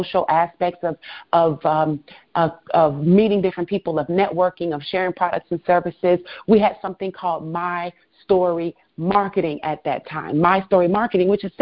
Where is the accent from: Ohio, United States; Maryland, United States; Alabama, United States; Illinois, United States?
Illinois, United States; Chicago; also born or lived in Florida; I'm originally from Chicago. I am an only child, born and raised.